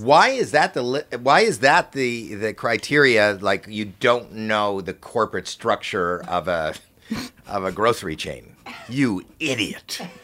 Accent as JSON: {"language": "English", "country": "Canada", "said": "I'm from Canada."}